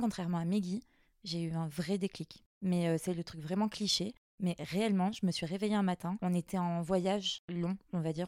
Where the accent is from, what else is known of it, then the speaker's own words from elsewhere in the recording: Mayotte; moved away; also born or lived in Guadeloupe; je suis de Mayotte